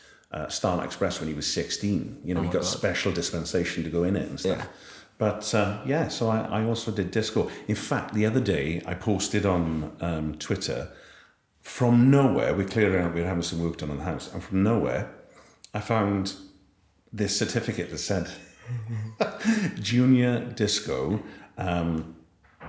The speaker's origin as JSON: {"language": "English", "region": "Wales", "country": "United Kingdom", "said": "ended up playing tennis for Wales through the Army Cadets"}